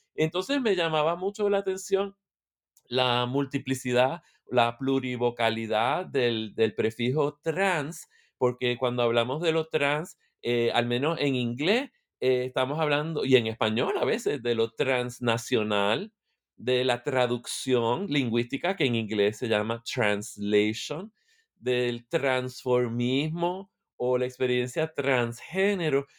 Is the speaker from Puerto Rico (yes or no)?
yes; Puerto Rico; moved away as an adult; now in Michigan, United States; Soy de Puerto Rico, eh, vivo en Michigan, en Estados Unidos